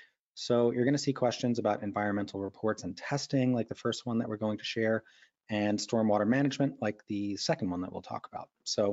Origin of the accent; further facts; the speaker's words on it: New York, United States; New York, my home state